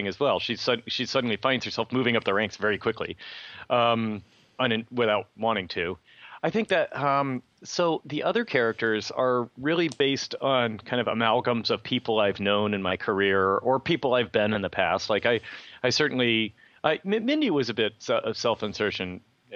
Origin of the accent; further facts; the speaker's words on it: Livermore, California, United States; both my dad and stepmother, both worked at Lawrence Livermore Lab, where I grew up in Livermore